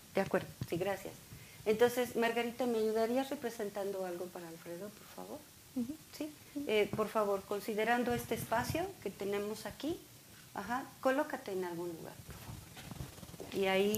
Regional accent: Mexico; nosotros como mexicanos

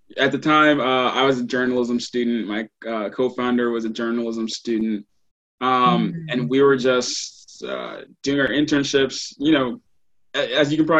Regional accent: Baton Rouge, Louisiana, United States; moved away as an adult; now in New Jersey, United States; originally I'm from Baton Rouge, Louisiana

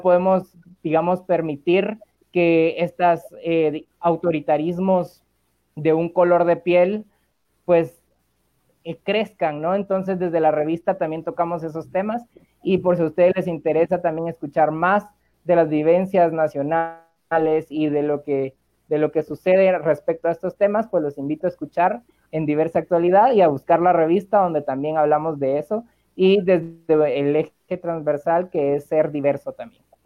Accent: Guatemala; para nosotros como guatemaltecos que vivimos eh, con mayoría de pueblos originarios

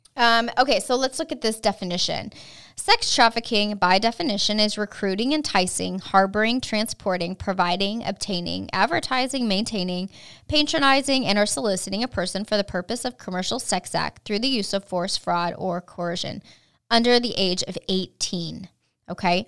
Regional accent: California, United States; moved away as an adult; now in Texas, United States; I was raised in California

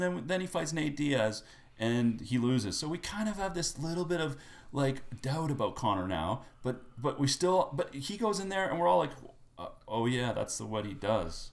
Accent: Winnipeg, Manitoba, Canada; I grew up in Winnipeg

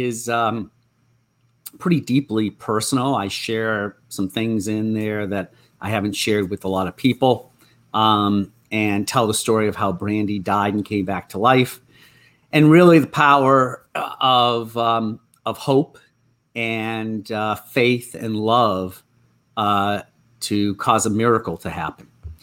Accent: Natick, Massachusetts, United States; it's about the dog I had while growing up in the Boston area, in Natick.

